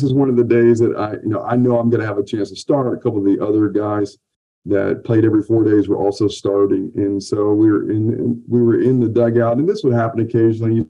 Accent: South Carolina, United States; I grew up in a small community in a family business, and then very rural area, South Carolina.

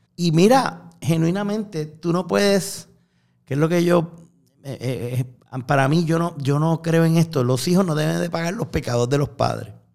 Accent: Puerto Rico; los puertorriqueños que somos ciudadanos americanos

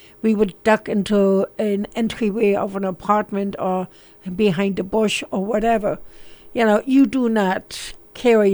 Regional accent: Berlin, Germany; moved away; I was born in East Berlin. We escaped to West Berlin on November 27th, 1961.

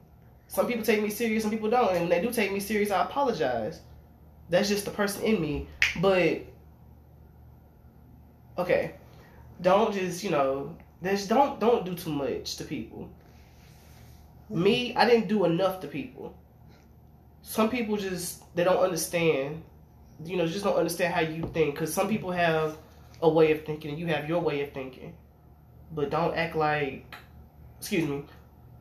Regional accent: Arkansas, United States; I'm from Fort Knox, Arkansas.

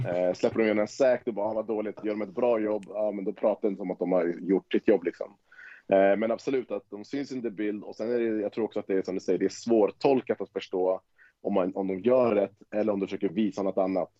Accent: Tyresö, Stockholm County, Sweden; also born or lived in Wisconsin; Vi kommer ju från Tyresö båda två

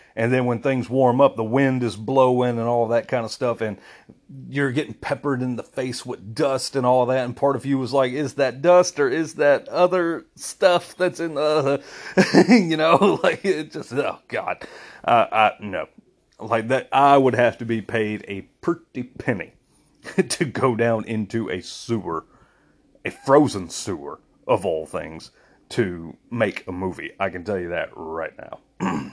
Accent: United States; I'm American. I'm very proud to be American

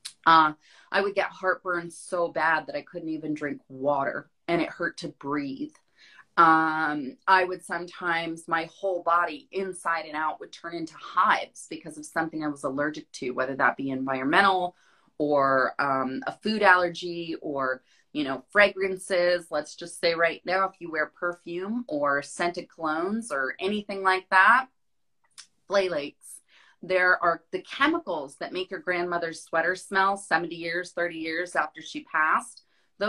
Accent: Florida, United States; also born or lived in Hawaii; now in Phoenix, United States; I grew up in Florida.

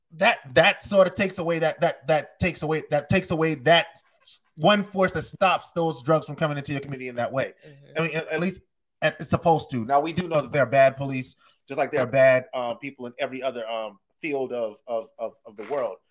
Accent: North Charleston, South Carolina, United States; I'm from North Charleston, South Carolina.

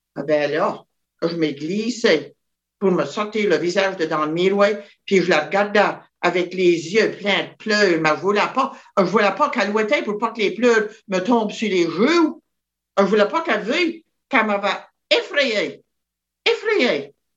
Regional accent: Church Point, Nova Scotia, Canada; je suis de la baie Sainte-Marie, la paroisse de la pointe de l'église, dans un petit village appelé le Petit Ruisseau. Et euh, c'était vraiment petit. Quand j'allais à l'école, on était juste 12 enfants

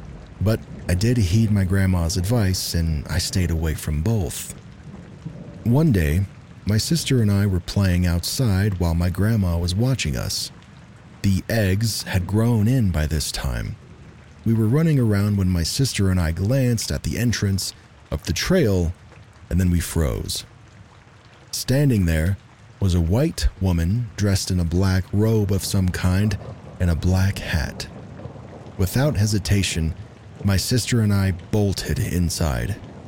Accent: New York, United States; I grew up in New York, about 2 hours north of New York City. It was a small town off of a state highway.

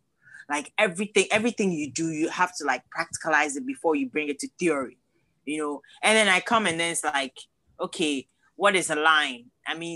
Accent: Cape Coast, Central Region, Ghana; now in United States; I was born in Cape Coast

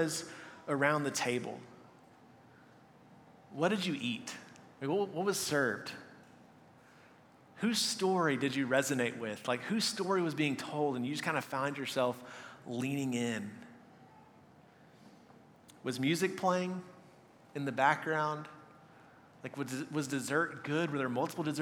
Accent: Texas, United States; moved away; I was from Texas

